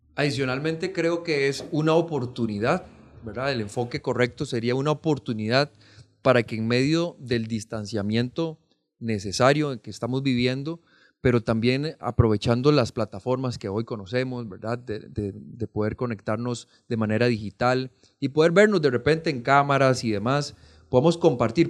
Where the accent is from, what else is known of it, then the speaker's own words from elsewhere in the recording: Pérez Zeledón, San José, Costa Rica; Yo soy oriundo de Pérez Celedón